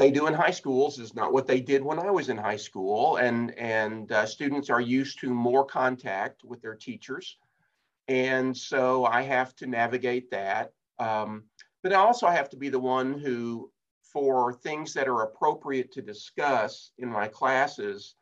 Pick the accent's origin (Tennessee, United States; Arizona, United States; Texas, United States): Texas, United States; also born or lived in Ohio; now in Fort Worth, United States; back here in Texas. I'm a Texan